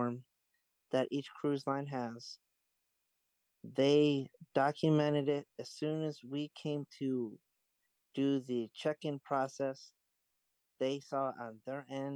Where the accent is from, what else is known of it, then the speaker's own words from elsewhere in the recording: Finger Lakes, Western New York, United States; I grew up in Western New York around the Finger Lakes